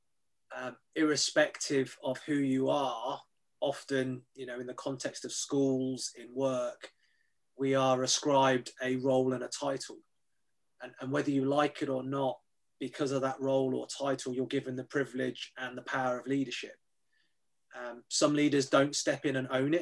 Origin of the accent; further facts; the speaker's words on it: United Kingdom; I describe myself as a British-born Chinese, so grew up in the UK but ethnically Chinese